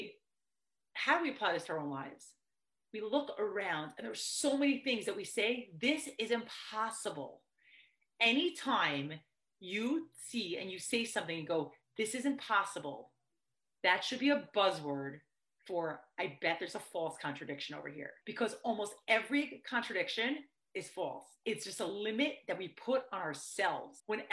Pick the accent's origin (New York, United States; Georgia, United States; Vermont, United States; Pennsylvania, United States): New York, United States; I grew up in New York